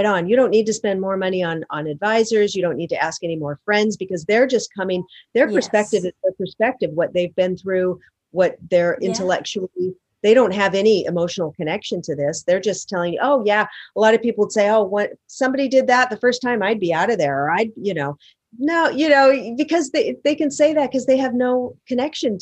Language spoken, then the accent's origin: English; Seattle, Washington, United States; now in Los Angeles, United States; Seattle, my hometown. I live in Los Angeles